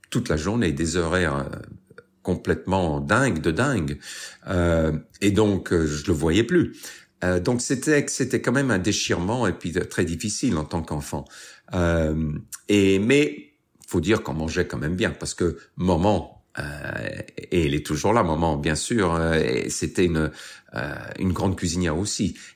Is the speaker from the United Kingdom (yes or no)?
yes; England, United Kingdom; also born or lived in London; Euh, je suis né en Angleterre, donc euh, je suis né en, 1960. Et comme vous avez dit, en 67, on, on a bougé euh, euh à Londres